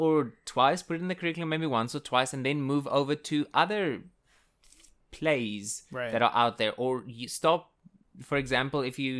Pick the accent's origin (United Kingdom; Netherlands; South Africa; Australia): South Africa; first language Afrikaans; English is a second language; even the Afrikaans teachers as well, which is my native language